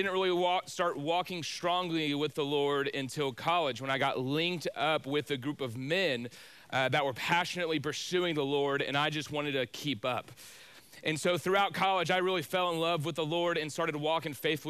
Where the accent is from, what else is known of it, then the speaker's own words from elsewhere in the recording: Spring, Texas, United States; I grew up in Spring, Texas, which is just north of Houston.